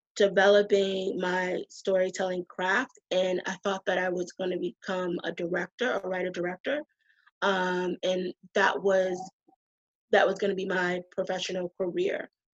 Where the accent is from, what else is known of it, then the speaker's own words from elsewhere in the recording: Boston, Massachusetts, United States; moved away as an adult; now in New York, United States; I'm from the East Coast. I'm from Boston.